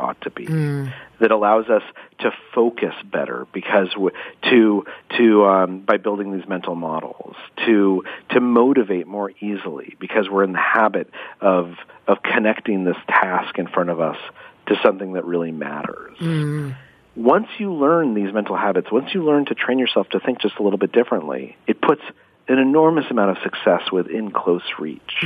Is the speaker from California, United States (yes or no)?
no; Albuquerque, New Mexico, United States; I grew up in Albuquerque, New Mexico